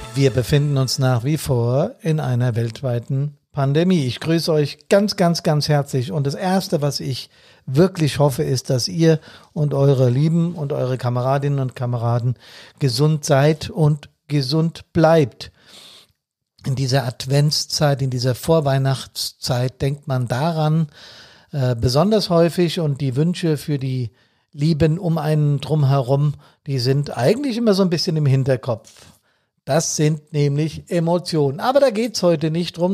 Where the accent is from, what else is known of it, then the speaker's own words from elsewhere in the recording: Bad Soden, Hesse, Germany; in Bad Soden, hier in meiner Heimatstadt